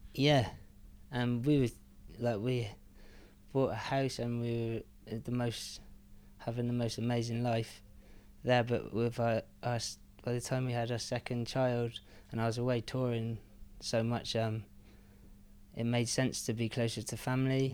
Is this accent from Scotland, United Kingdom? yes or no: no; Penzance, South West England, United Kingdom; moved away; also born or lived in Newlyn; I grew up in Newlyn, and then we moved to Penzance when I was seven or eight.